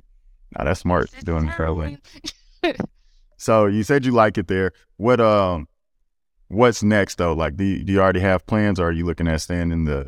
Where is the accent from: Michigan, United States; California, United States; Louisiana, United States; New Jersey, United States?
Louisiana, United States; Gainesville; I'm from Gainesville, Louisiana, and I'm pretty sure we don't have that out there.